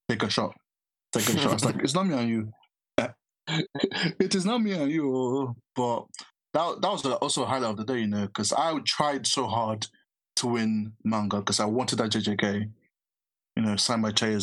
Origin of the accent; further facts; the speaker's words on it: Nigeria; as a Nigerian that's used to good jollof rice